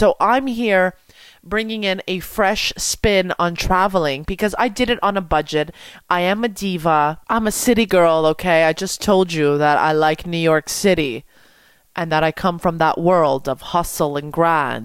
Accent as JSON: {"language": "English", "town": "Montreal", "region": "Quebec", "country": "Canada", "tie": "born or raised there", "said": "I want to go back to Montreal and work in my city."}